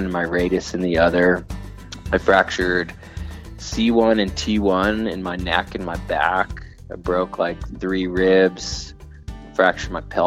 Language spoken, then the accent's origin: English; Miami, Florida, United States; I grew up in Florida